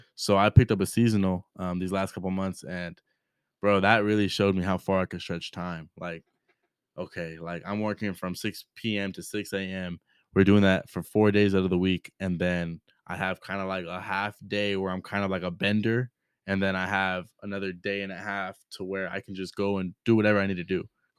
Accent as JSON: {"language": "English", "town": "Rubidoux", "region": "California", "country": "United States", "tie": "born or raised there", "said": "especially in where I grew up in Rubidoux."}